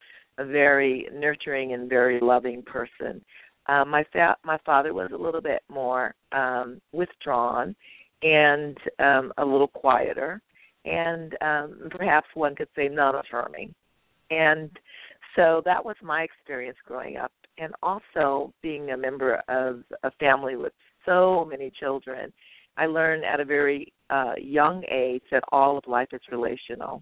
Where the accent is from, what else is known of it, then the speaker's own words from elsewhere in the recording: East Bay, California, United States; I'm one of 10 siblings from the East Bay in California. And I grew up in a very loving family